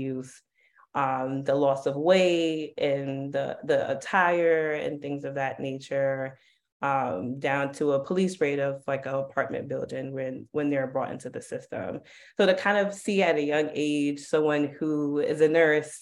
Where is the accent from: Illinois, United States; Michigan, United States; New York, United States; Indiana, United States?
New York, United States; New York City; growing up in Harlem, Harlem was definitely, there were a lot of drugs in Harlem